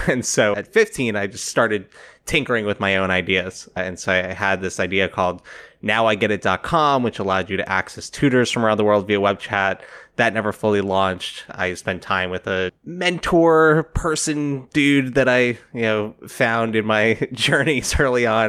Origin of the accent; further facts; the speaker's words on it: South Florida, United States; moved away as an adult; also born or lived in New York City; I grew up in South Florida, decided not to go to college right away. And so when I was eighteen, I moved from South Florida to New York City